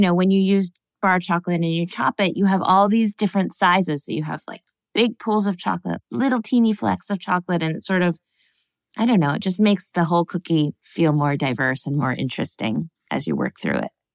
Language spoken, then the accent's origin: English; Connecticut, United States; we were little kids in the suburbs of Connecticut